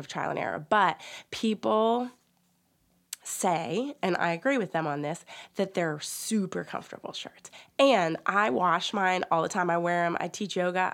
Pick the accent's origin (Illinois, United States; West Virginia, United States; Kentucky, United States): West Virginia, United States